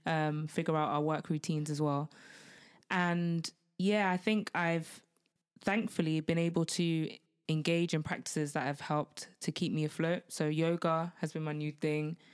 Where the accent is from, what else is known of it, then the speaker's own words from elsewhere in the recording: United Kingdom; being Black British